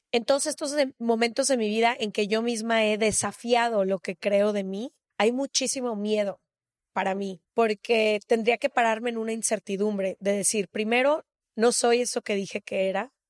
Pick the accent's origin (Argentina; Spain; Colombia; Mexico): Mexico; yo porque soy mexicana